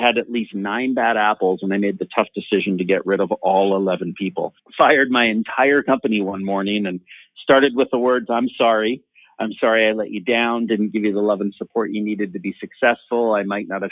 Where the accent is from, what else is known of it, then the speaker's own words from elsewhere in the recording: Canada; also born or lived in San Francisco, California, United States; I was born and raised in San Francisco. So I was born an American. I am now a Canadian living in Vancouver.